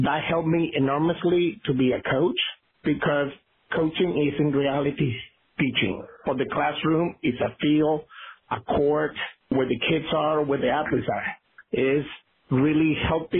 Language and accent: English; Caracas, Capital District, Venezuela; English is a second language; also born or lived in Oklahoma / New Jersey; now in Massachusetts, United States; I am Venezuelan. I was born in Caracas, Venezuela. I grew up there, came to the States